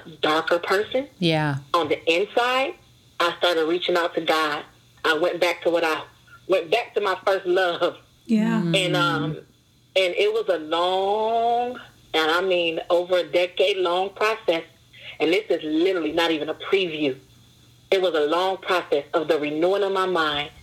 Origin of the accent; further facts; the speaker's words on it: Detroit, Michigan, United States; I grew up in Detroit, one of the roughest zip codes in Detroit